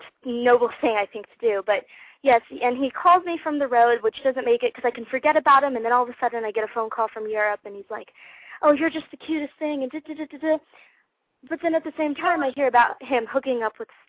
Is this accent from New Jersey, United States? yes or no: no; Las Vegas, Nevada, United States; I'm from Las Vegas, Nevada, so that's where this call is